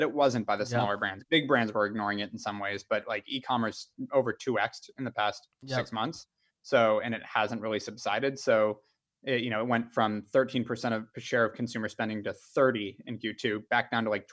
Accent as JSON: {"language": "English", "town": "Ojai", "region": "California", "country": "United States", "tie": "born or raised there", "also_born_or_lived": "Los Angeles, United States", "said": "I'm from Ojai. I was born in LA, but moved to Ojai when I was 6, small town, North"}